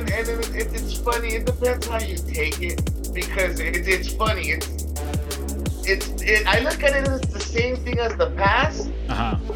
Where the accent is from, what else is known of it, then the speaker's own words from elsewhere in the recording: Los Angeles, California, United States; cause I grew up uh, like I grew up in East LA area.